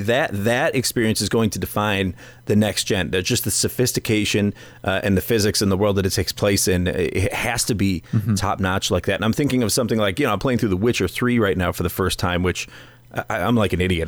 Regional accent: United States; moved away; my my my home country and my adopted country

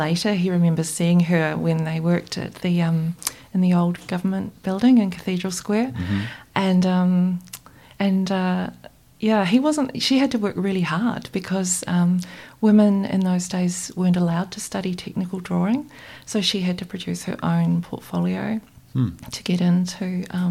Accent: Christchurch, Canterbury, New Zealand; I grew up here in Christchurch, close to the hills

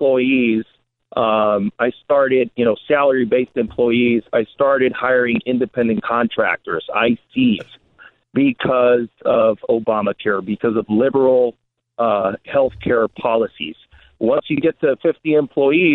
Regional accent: Calexico, California, United States; also born or lived in San Diego; I was born in San Diego. I was raised in the Imperial Valley in Calexico, Central California

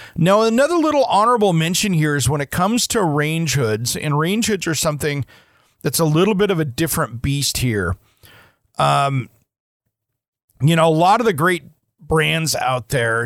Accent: Portland, Oregon, United States; my hometown here in the Portland metro area

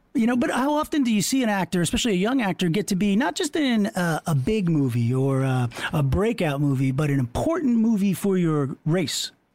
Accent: Long Island, New York, United States; I'm from Long Island

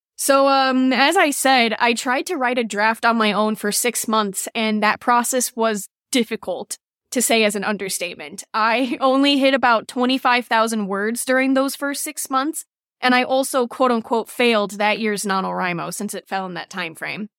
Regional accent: Cleveland, Ohio, United States; I'm from Cleveland, Ohio

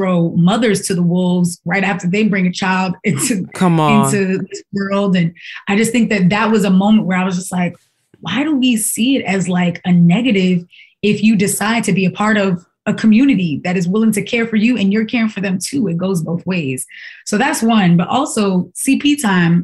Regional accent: New York, United States; as a New Yorker

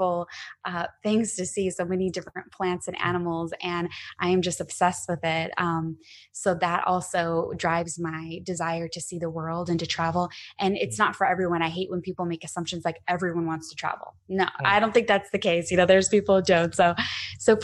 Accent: Arizona, United States; moved away as an adult; also born or lived in Scottsdale, Arizona / San Diego; I'm from Arizona and I was living in Scottsdale

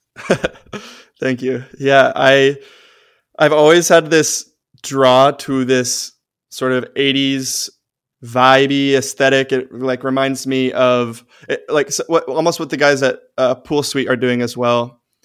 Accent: Austin, Texas, United States; my hometown of Austin

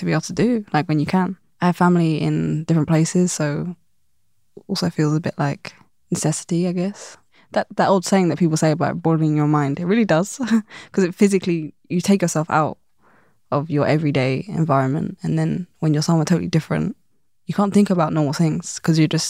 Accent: London, United Kingdom; growing up in London

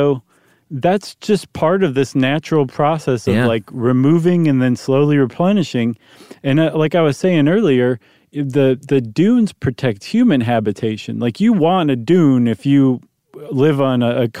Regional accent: Ohio, United States; I grew up in Ohio. We didn't have that.

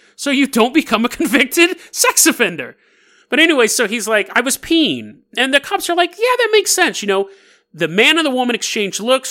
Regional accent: Sacramento, California, United States; I grew up in Sacramento

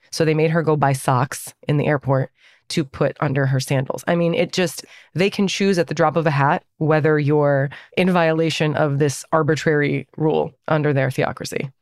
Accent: Northern Virginia, United States; We feel very Iranian, and we also feel very American because we were born and raised here.

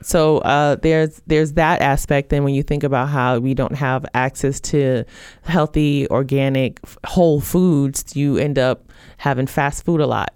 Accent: Brooklyn, New York, United States; growing up in Brooklyn, New York, I grew up in a, a food desert

